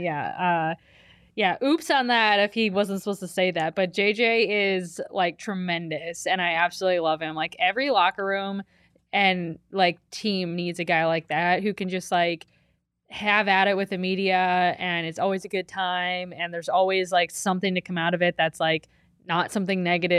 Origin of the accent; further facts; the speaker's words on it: Ohio, United States; where I grew up in Ohio. That's Sheetz was it.